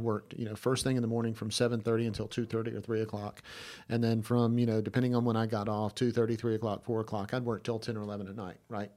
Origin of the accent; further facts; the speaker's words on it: Georgia, United States; I'm from Georgia.